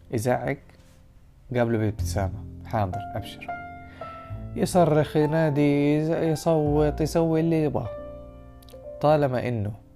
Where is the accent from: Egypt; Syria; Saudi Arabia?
Saudi Arabia; احنا كمجتمع سعودي